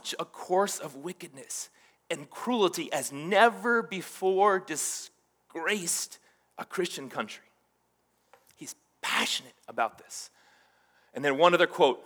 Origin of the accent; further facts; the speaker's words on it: Hawaii, United States; I grew up in Hawaii, and there's this Hawaiian kind of Asian islander culture that I grew up